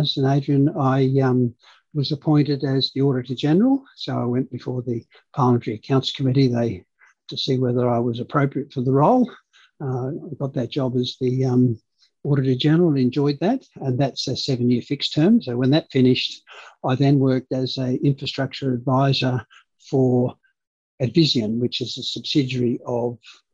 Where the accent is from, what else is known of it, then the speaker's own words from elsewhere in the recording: Hornsby, New South Wales, Australia; English is a second language; also born or lived in Canberra; now in Sydney, Australia; we grew up in Hornsby